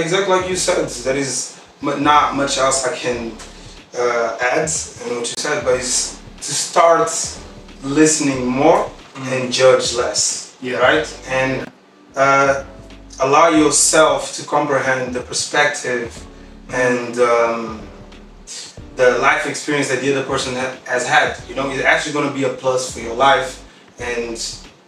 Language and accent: English; Portugal; also born or lived in Guinea-Bissau; I was born in Guinea-Bissau. I moved here when I was like 1 year old. I studied here all my life. Portugal